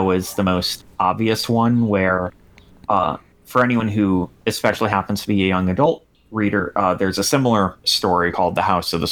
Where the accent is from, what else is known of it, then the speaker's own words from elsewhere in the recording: United Kingdom; I'm British and I live on a boat ass name.